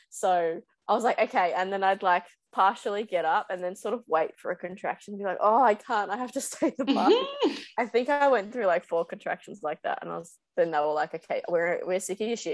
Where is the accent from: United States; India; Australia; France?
Australia; Gold Coast, Queensland; I grew up on the Gold Coast, so surfing since I was like 5 or 6